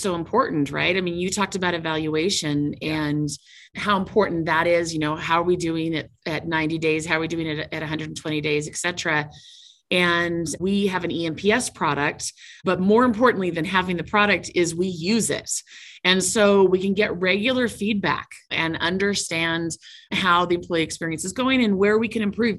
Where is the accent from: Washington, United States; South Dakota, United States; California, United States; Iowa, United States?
Washington, United States; Seattle; now in Utah, United States; And I come from Seattle. I moved down to Utah for this role.